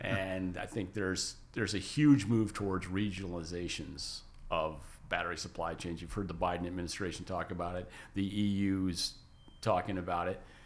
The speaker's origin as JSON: {"language": "English", "country": "United States", "also_born_or_lived": "Japan", "moved": "as an adult", "said": "I'm an American"}